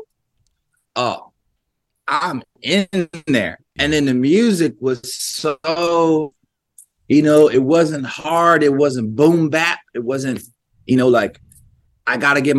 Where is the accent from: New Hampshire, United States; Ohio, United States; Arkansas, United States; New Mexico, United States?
Ohio, United States; Columbus; growing up in Columbus, Ohio